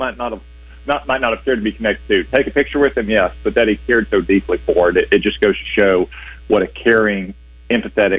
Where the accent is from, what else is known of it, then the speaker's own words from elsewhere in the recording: Dardanelle, Arkansas, United States; since we grew up in Dardanelle around the Stokes family